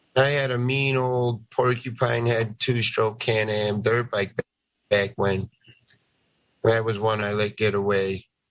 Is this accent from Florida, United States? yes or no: no; Tucson, Arizona, United States; I grew up in Tucson